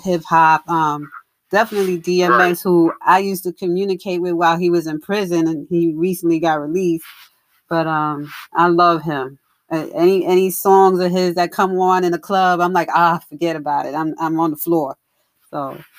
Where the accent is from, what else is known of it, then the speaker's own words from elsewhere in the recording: New York, United States; now in Cary, United States; I'm in North Carolina now. I'm in Cary, North Carolina, but I'm originally from New York.